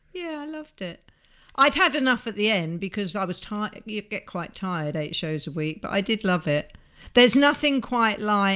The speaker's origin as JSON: {"language": "English", "town": "Nice", "region": "Provence-Alpes-Côte d'Azur", "country": "France", "said": "I'm from Nice and you're from Slough."}